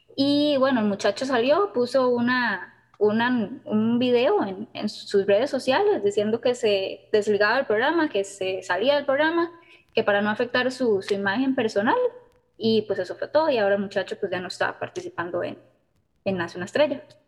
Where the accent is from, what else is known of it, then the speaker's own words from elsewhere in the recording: Costa Rica; nosotros como ticos